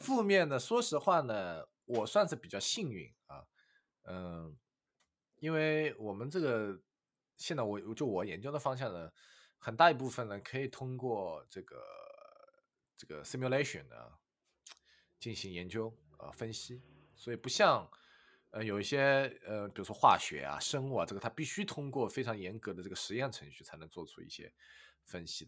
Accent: China; moved away as an adult; also born or lived in United Kingdom; now in Sheffield, United Kingdom; 我们中国人

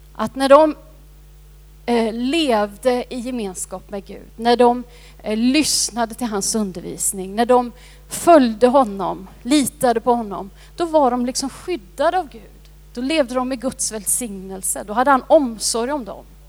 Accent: Sweden; also born or lived in India; jag har varit svensk hela mitt liv men nu är jag också indisk medborgare

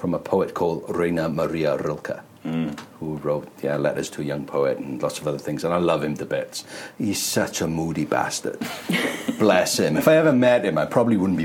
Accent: Wales, United Kingdom; being Welsh

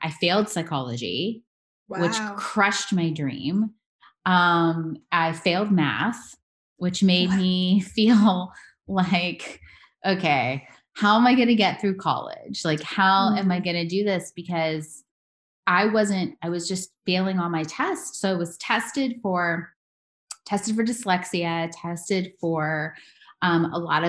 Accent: Louisville, Kentucky, United States; now in Las Vegas, United States; I'm actually born in Louisville, Kentucky. So yeah. I am a girl from the South, a Southern girl, South Midwest

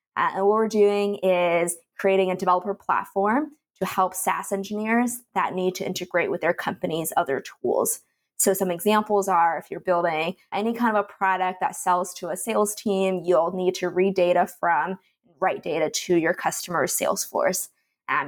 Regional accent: Canada; moved away; I'm originally from Canada, and I went to school there

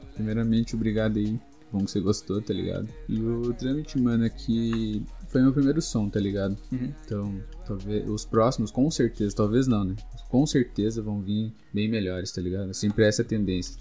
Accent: Curitiba, Paraná, Brazil; Sou daqui de Curitiba, moro no bairro Santa Felicidade

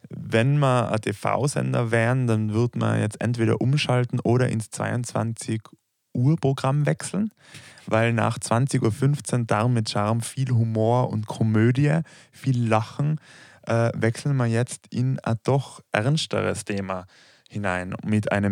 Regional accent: Tyrol, Austria; accent: Tyrolean; Und wenn ich von wir spreche, dann merkt man schon einmal, ich spreche kein Deutsch.

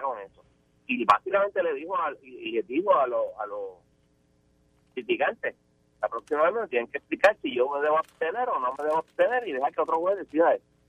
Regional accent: Puerto Rico

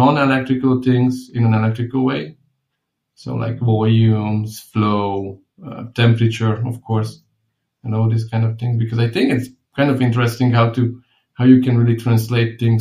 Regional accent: Fehérgyarmat, Szabolcs-Szatmár-Bereg, Hungary; I was born in Hungary, in a small city, which is called Fehérgyarmat

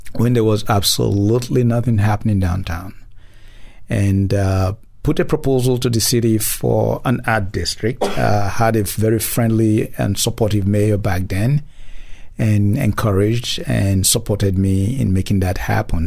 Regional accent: Nigeria; moved away as an adult; now in Memphis, United States; originally, I'm from Nigeria, mm. and moved down here some thirty some years ago

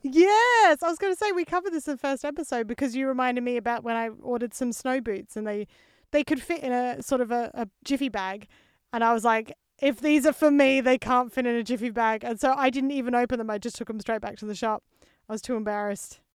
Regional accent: Australia; being an Aussie because as Australians

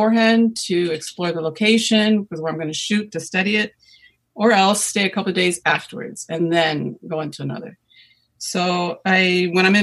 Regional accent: Rome, Lazio, Italy; also born or lived in United States; I was born actually in the States, but I was 11 years old. My parents moved to Italy, to Rome.

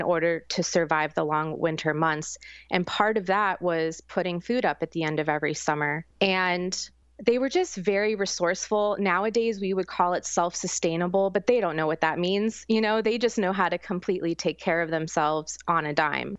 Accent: St. Petersburg, Florida, United States; also born or lived in New York City; I was raised here in Saint Petersburg, Florida, since I was one, but my family is actually from the mountains of West Virginia

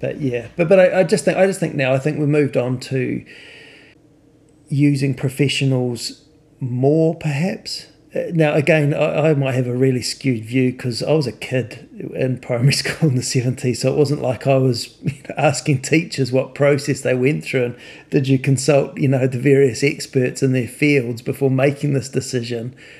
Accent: New Zealand; when I grew up in New Zealand

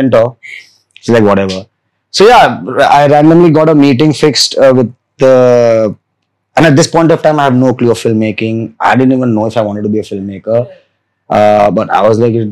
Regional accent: Vadodara, Gujarat, India; I grew up in Baroda

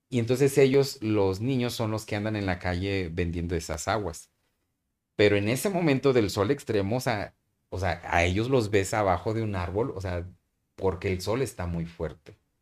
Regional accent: Mexico; moved away as an adult; also born or lived in Burkina Faso; nosotros como mexicanos, como cualquier mexicano que me puede estar escuchando ahorita

